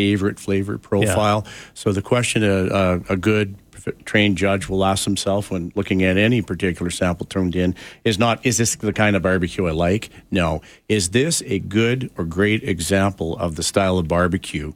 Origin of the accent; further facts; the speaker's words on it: Canada; I am as Canadian can be